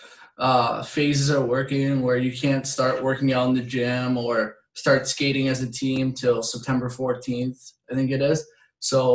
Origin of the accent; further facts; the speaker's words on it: Canada; moved away; growing up in Canada, like, you're pretty much put on a pair of skates before you can walk.